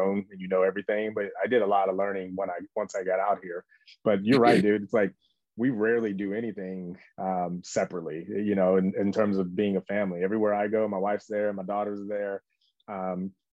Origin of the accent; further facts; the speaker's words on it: Martinsville, Virginia, United States; moved away as an adult; also born or lived in Danville, Virginia; now in Austin, United States; I was born in Danville, grew up in Martinsville